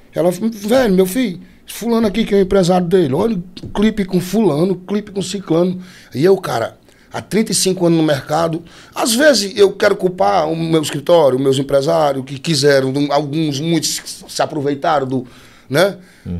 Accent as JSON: {"language": "Portuguese", "region": "Northeast Region", "country": "Brazil", "tie": "born or raised there", "said": "Eu sou nordestino nato, eu sou matutão, eu sou pedurão"}